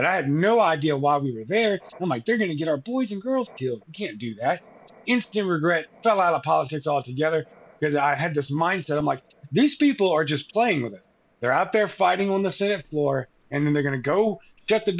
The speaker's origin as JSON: {"language": "English", "area": "Cajun", "region": "Louisiana", "country": "United States", "said": "I'm Cajun, I'm Spanish"}